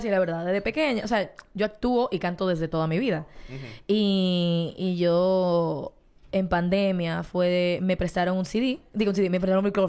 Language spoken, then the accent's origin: Spanish; Dominican Republic; Yo soy una dominicana, con pasaporte dominicano